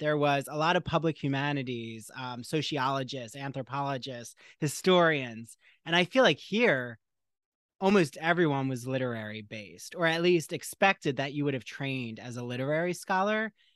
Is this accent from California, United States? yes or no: no; Port Jefferson, New York, United States; Port Jefferson in my hometown here